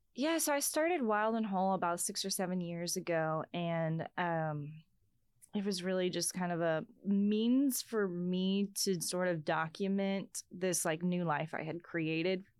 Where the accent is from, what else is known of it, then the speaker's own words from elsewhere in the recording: Texas, United States; also born or lived in North Dakota; as a Texan